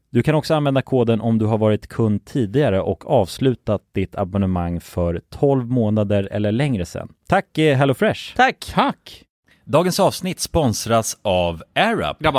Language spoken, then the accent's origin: Swedish; Sweden; nu är jag hemma i Sverige också